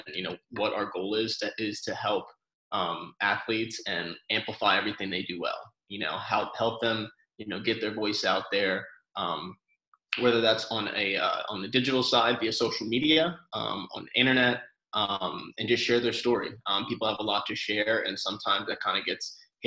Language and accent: English; New Jersey, United States; from New Jersey